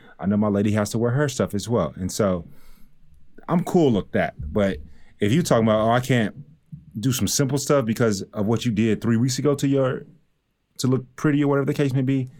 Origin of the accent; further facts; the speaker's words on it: Texas, United States; you're from Miami. I'm from Texas. It's different.